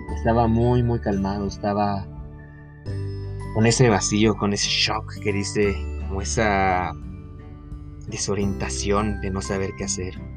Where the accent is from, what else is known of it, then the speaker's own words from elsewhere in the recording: Querétaro, Mexico; yo soy de Querétaro, para los que no sepan, aquí en México.